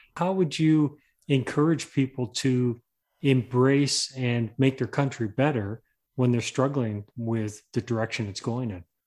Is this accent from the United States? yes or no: no; England, United Kingdom; moved away; I come from England. I was born there